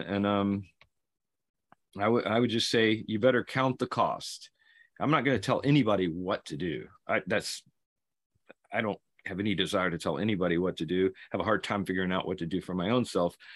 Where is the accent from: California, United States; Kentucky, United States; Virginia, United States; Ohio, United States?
Kentucky, United States; a Marine from Kentucky, my home state